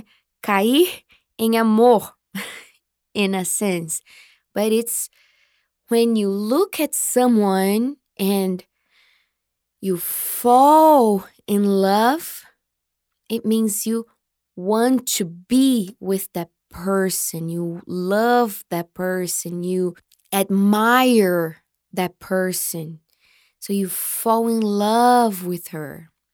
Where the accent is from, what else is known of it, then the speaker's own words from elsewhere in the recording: Marília, São Paulo, Brazil; I was born in Marília. I was raised. I grew up in Marília. Okay? So Marília is my hometown